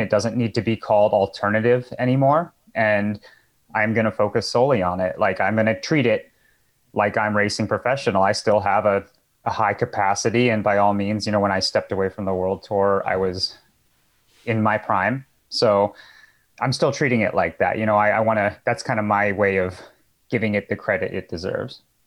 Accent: Boulder, Colorado, United States; moved away as an adult; now in Santa Rosa, United States; one of the few that were born and raised in Boulder

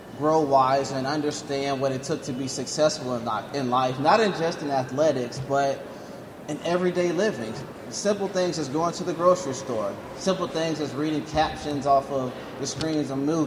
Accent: Valdosta, Georgia, United States; I grew up in Valdosta, Georgia

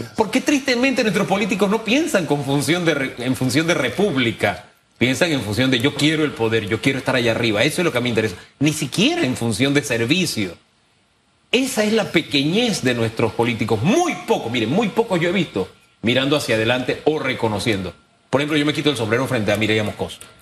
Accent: Panama; como panameños

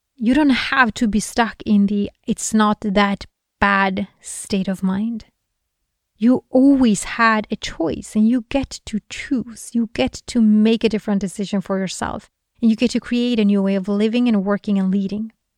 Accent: Sweden; Sweden, for example, my home country

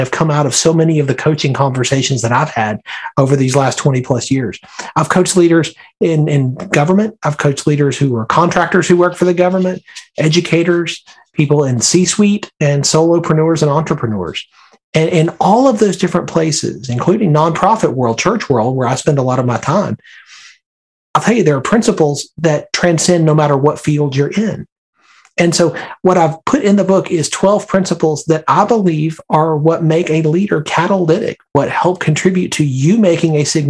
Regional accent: Birmingham, Alabama, United States; now in Northern Virginia, United States; I grew up in Birmingham, Alabama

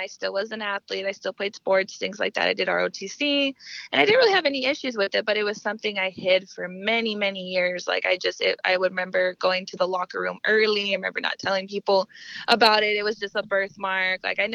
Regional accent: Denver, Colorado, United States; moved away as an adult; now in South Texas, United States; I was born and raised in Denver, Colorado, and now I've lived in South Texas probably for about 4 years

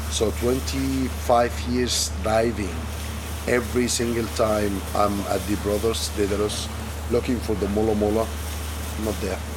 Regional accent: Alexandria, Alexandria Governorate, Egypt; English is a second language; now in Red Sea, Egypt; I'm originally from Alexandria. I'm native Egyptian, originally from Alexandria. I moved to the Red Sea in 1998.

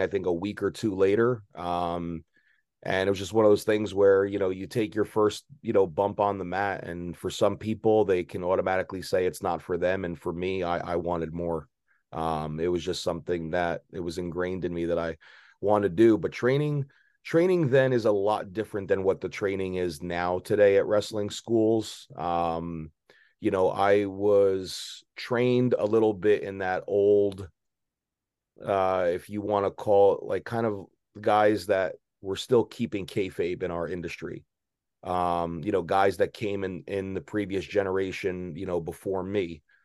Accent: Maplewood, New Jersey, United States; now in South Jersey, United States; I grew up in a uh, middle class town called Maplewood, New Jersey.

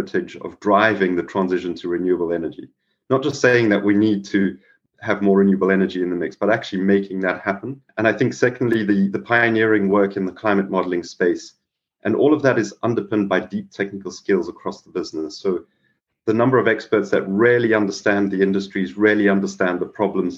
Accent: South Africa; moved away; also born or lived in Mumbai, India; growing up in South Africa

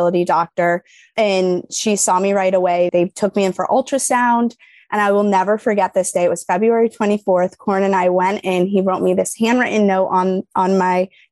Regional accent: New York, United States; now in Illinois, United States; I'm from New York

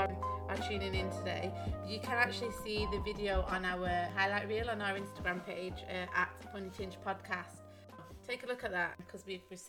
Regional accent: United Kingdom; we're British

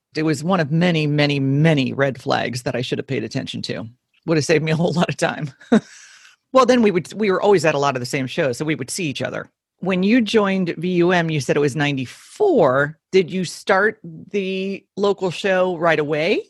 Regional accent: Miami, Florida, United States; We grew up in Miami

